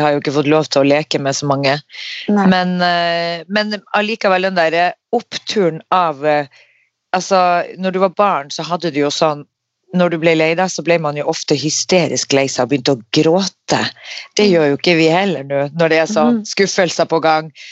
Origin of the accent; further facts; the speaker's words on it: Norway; vi er fra Norge